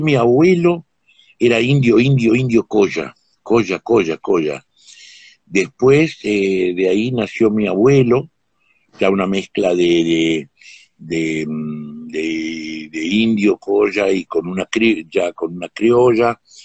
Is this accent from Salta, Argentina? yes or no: yes; Huachipas, Salta, Argentina; yo nací en un pueblo en Salta, eh, que se llama Huachipas